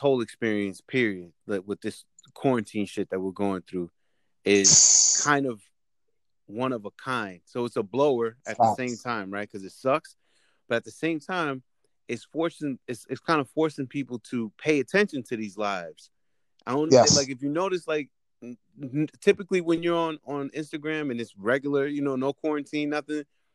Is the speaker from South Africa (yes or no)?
no; Peekskill, New York, United States; I'm from Westchester, Peekskill